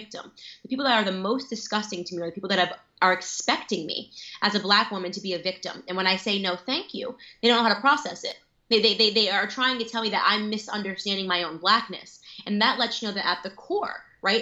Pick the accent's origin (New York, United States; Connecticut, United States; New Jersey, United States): Connecticut, United States; Stamford; I grew up in Stamford, Connecticut